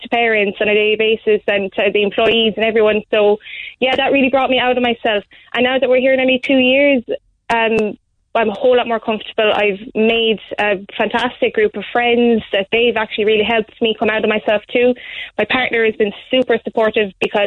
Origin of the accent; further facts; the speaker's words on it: Gort, Connacht, Ireland; moved away as an adult; also born or lived in Galway; now in Carrigaline, Ireland; I'm from Gort